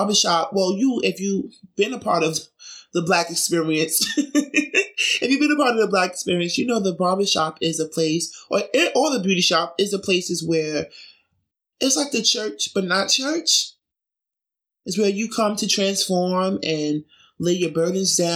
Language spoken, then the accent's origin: English; New York City, New York, United States; also born or lived in Brooklyn; I grew up in Jamaica, Queens.